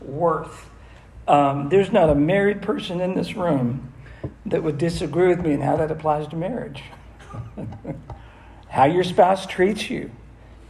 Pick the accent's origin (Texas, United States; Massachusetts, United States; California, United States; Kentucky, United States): Massachusetts, United States; I'm from Massachusetts